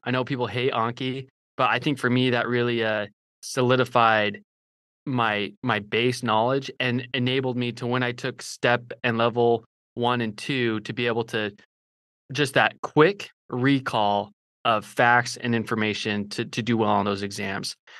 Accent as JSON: {"language": "English", "region": "Idaho", "country": "United States", "also_born_or_lived": "Utah", "moved": "yes", "lives_now": "Fort Worth, United States", "said": "I'm from Idaho originally"}